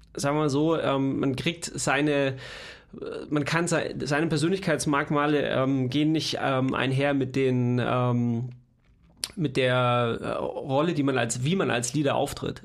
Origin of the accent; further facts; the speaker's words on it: Leonberg, Baden-Württemberg, Germany; moved away; wo ich herkomme aus, aus äh, Leonberg, Stuttgart